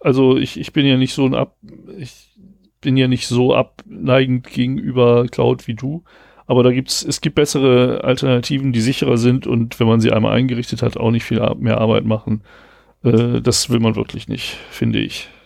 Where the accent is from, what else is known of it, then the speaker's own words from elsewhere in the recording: Rastede, Lower Saxony, Germany; moved away; genau da, wo ich herkomme, in Rastede